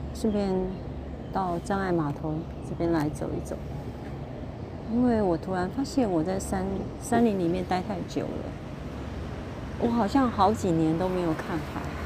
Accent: Kaohsiung, Taiwan; moved away; also born or lived in Keelung; 我是高雄人，所以其实我很喜欢海的感觉

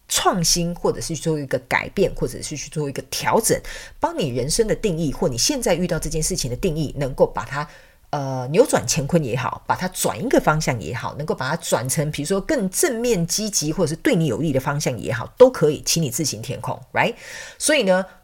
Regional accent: Taiwan; 外国人到我们台湾刚开始讲中文

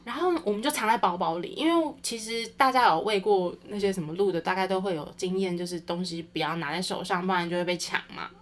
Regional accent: Taichung, Taiwan; 因为我是台中人嘛

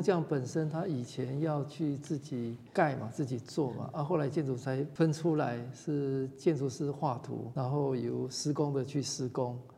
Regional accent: Taitung County, Taiwan; moved away; 我是台东人哈，那，嗯。呃，从小我们在台东长大，觉得那个环境真的蛮美的

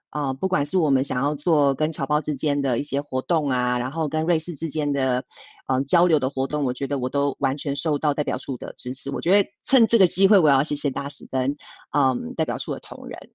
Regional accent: Taiwan; 身为台湾人，我觉得我非常的骄傲

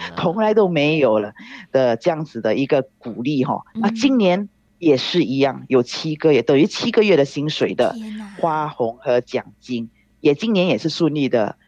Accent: Singapore; 我是来自新加坡的

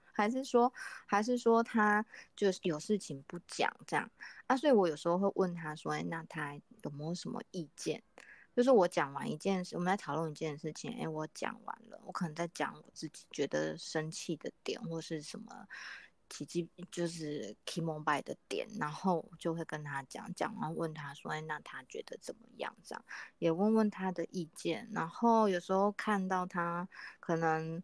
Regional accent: Kaohsiung, Taiwan; 我是来自高雄的

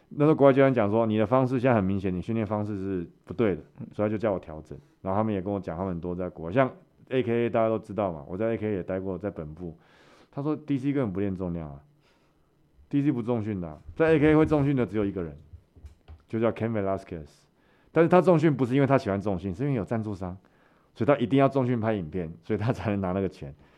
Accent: Taiwan; also born or lived in Brazil; 我是台湾人

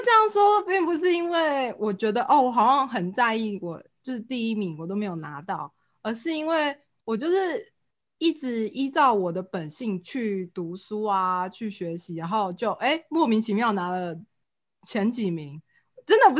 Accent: Taiwan; 就像我们台湾人很爱用中山或是什么

